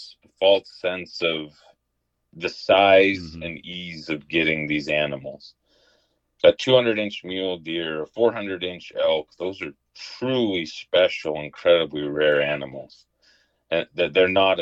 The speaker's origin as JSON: {"language": "English", "region": "Southwest Utah", "country": "United States", "tie": "born or raised there", "said": "I grew up in Southwest Utah most of my life, and so I'm a desert guy."}